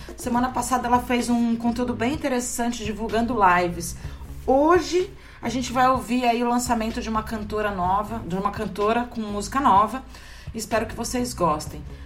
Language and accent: Portuguese; São Carlos, São Paulo, Brazil; now in Santos, Brazil; lá em São Carlos, no interior de São Paulo, minha cidade natal.